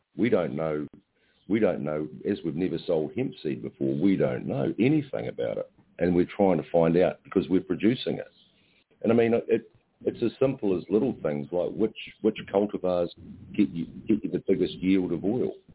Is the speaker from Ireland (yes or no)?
yes; Ireland; now in New Zealand; I'm I'm Irish